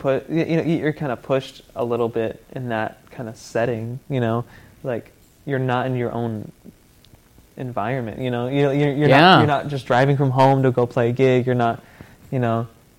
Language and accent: English; Nashville, Tennessee, United States; coming from the South, you know, all because I grew up here in Nashville